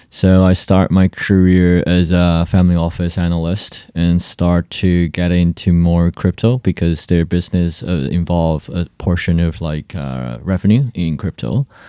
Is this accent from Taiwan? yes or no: yes; Taiwan; I'm from Taiwan and currently based in Taiwan.